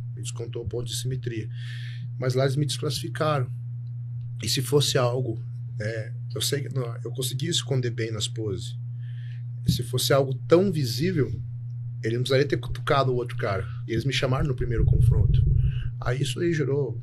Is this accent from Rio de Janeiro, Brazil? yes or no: no; Telêmaco Borba, Paraná, Brazil; moved away as an adult; also born or lived in Curitiba; sou nascido em Telêmaco Borba, interior do Paraná, mas a maioria das pessoas me conheceu em Curitiba, onde eu fui fazer faculdade